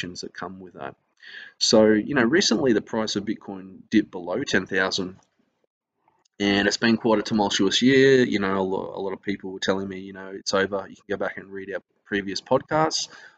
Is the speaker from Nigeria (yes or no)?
no; Australia; I'm an Australian